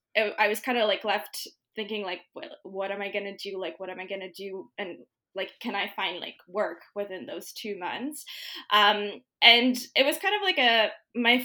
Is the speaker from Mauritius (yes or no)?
yes; Mauritius; moved away as an adult; also born or lived in Guelph, Canada; now in Canada; So Mauritius, for those of you who don't know, is a little island east of Madagascar. So that's where I grew up